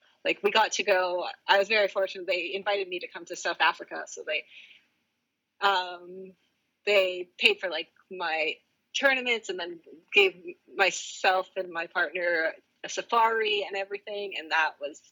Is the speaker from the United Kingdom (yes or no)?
no; Canada; first language English; as a Canadian